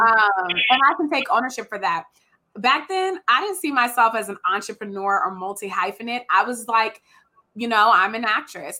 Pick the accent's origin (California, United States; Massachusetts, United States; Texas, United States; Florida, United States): California, United States; Richmond; also born or lived in Oregon; I'm from Richmond